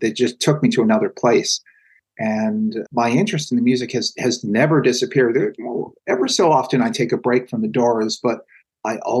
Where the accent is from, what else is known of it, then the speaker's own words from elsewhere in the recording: Salem, Massachusetts, United States; also born or lived in Boston, Massachusetts; I was born in Salem and went to university in Boston, went to Northeastern University, and I lived in Boston for years and years